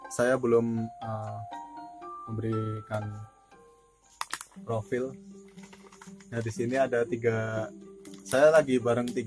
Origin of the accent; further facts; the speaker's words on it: Yogyakarta, Special Region of Yogyakarta, Indonesia; gini kue gue kan anak Jogja